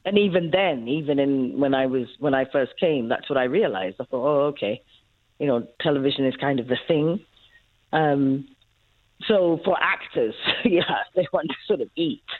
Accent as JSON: {"language": "English", "country": "Ethiopia", "tie": "born or raised there", "moved": "yes", "lives_now": "South Africa", "said": "born uh, in Ethiopia, but of South African parents. Um, so that's why I ended up here in 1994"}